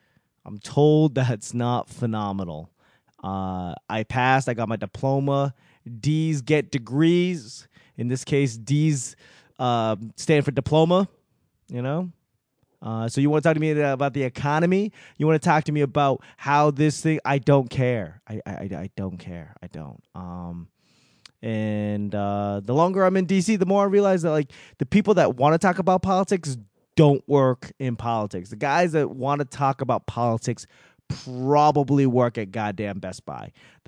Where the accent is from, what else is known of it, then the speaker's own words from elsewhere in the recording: Boston, Massachusetts, United States; I mean, given I'm from Boston, I could always find a reason to talk shit.